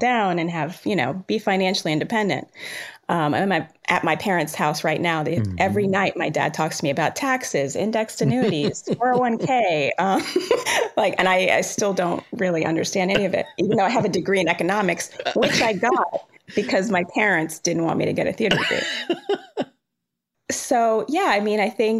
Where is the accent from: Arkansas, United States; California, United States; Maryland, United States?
Maryland, United States; Rockville; also born or lived in Jamaica; I was born in Jamaica, but I was raised in Rockville, Maryland